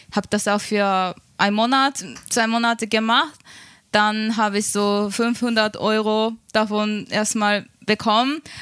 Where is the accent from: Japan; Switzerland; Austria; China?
Japan; German is a second language; now in Germany; okay, jetzt bin ich in Deutschland, was mache ich als Japanerin? Ich kann Deutsch, aber nicht gut genug für mich, um irgendwo in einem Unternehmen zu arbeiten